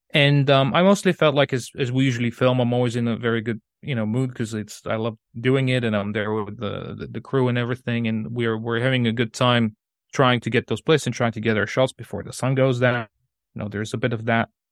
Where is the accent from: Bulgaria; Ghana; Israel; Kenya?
Bulgaria; Sofia, Sofia City; English is a second language; moved away as an adult; also born or lived in Colorado, United States; now in England, United Kingdom; I'm from Bulgaria, so that, uh, that city I was talking about is, is, uh, Sofia